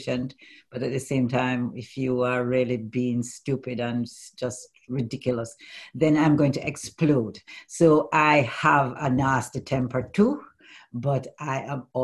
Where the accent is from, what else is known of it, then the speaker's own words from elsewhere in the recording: Jamaica; now in United Kingdom; I'm Jamaican